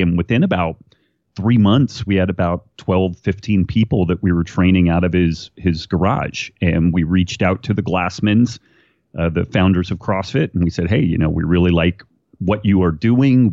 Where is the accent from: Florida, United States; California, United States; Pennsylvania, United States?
California, United States; Redding; I was born in Redding, California, which is uh, far northern California. We like to say it's the state of Jefferson. It, it just hasn't uh, split off from the rest of California yet, uh, and kind of a kind of a small town, a cool place to to grow up.